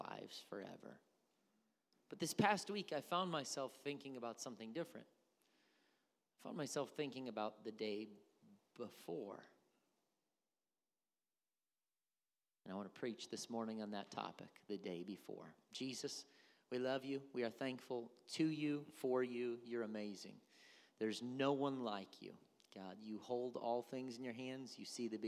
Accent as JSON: {"language": "English", "country": "United States", "said": "I am an American"}